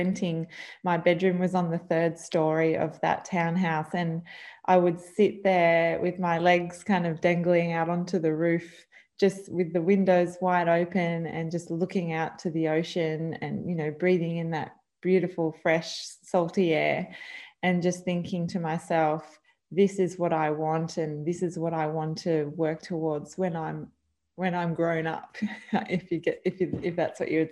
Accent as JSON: {"language": "English", "town": "Vincentia", "region": "New South Wales", "country": "Australia", "tie": "born or raised there", "also_born_or_lived": "Camden, New South Wales", "said": "So growing up on the South Coast, we actually moved down. We were living in Camden, and then my mum and dad moved down to Vincentia on the South Coast of New South Wales when I was about 2 years old"}